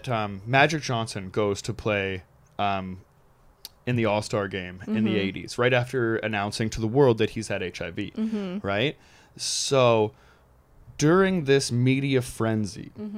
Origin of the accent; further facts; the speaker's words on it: Canada; I'm also from Canada too